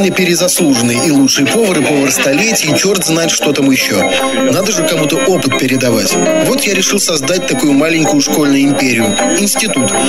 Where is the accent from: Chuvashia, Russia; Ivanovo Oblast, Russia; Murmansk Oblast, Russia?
Murmansk Oblast, Russia; Простой паренек с а, Родом из далеких северных краев, из Мурманской области, села практически на краю мира